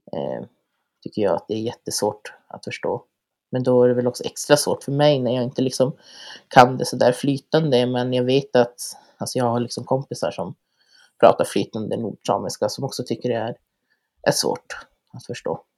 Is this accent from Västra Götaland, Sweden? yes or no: no; Lannavaara, Norrbotten County, Sweden; also born or lived in Kiruna / Karesuando; jag är född och uppvuxen här i Lannavaara där jag har gått eh, sameskola